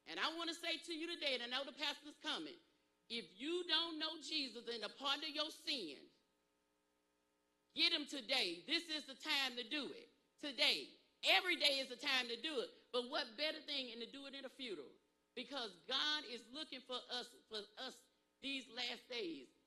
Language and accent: English; Pageland, South Carolina, United States; I told her I was from Pageland, South Carolina, where my people was.